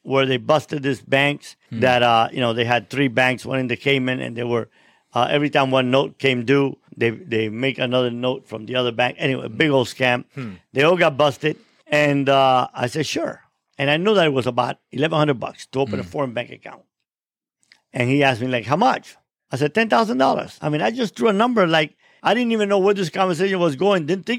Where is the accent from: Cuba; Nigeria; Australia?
Cuba; now in United States; there was no God when I came from Cuba, and now there's no moral.